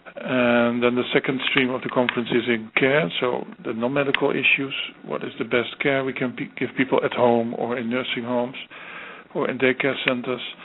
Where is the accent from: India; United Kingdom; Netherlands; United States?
Netherlands; my home country, the Netherlands